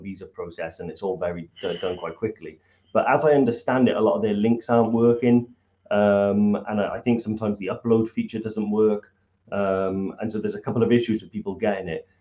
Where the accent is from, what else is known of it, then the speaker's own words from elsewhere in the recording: Welsh, Wales, United Kingdom; being Welsh